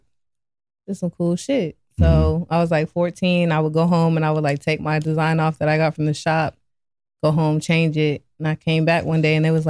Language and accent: English; Kansas, United States; I'm from Kansas